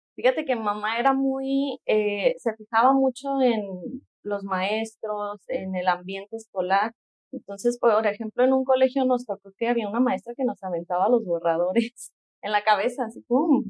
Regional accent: Guadalajara, Jalisco, Mexico; nací aquí en Guadalajara

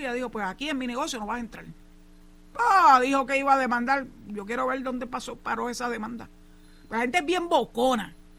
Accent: Puerto Rico; also born or lived in Cabo Rojo; Así somos los boricuas

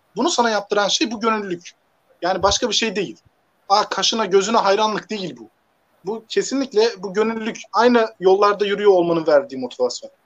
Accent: Hatay, Turkey; moved away as an adult; also born or lived in Siirt (ancestral) / Konya / Ankara / Elazığ; now in Manisa, Turkey; aslen, e, Siirtliyim. Doğma büyüme Hataylıyım.

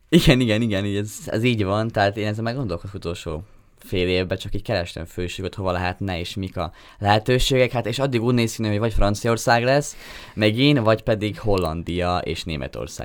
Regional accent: Dunajská Streda, Trnava Region, Slovakia; én Dunaszedén nőttem fel kiskorom óta

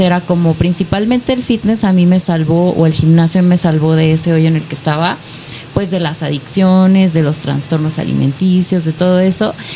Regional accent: Nayarit, Mexico; now in Hidalgo, Mexico; Nayarit. Actualmente vivo en Hidalgo, pero yo soy de Nayarit.

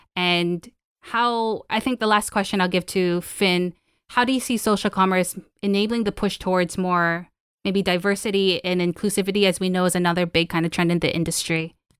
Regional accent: Philippines; I'm from the Philippines

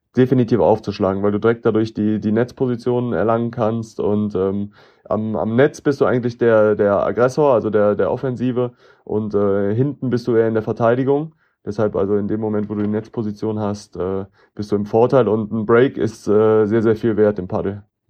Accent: Cologne, North Rhine-Westphalia, Germany; für mich als Kölner

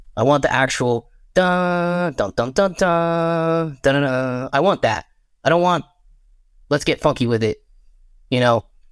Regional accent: Texas, United States; moved away; I'm, um, back home in my home state of Texas

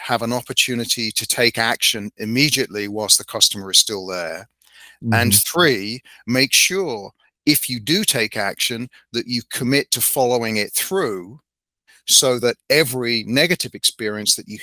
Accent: United Kingdom; being the Brit

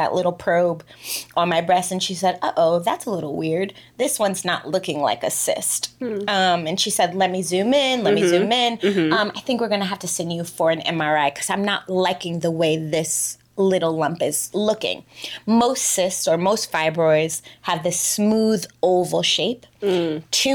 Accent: New York, United States; moved away as an adult; also born or lived in Dubai, United Arab Emirates; I live here, I'm an expat, I'm from New York

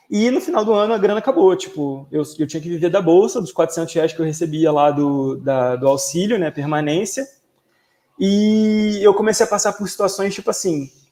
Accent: Rio de Janeiro, Brazil; eu nasci e fui criado ali em Campo Grande, que é lá quase no limite da cidade

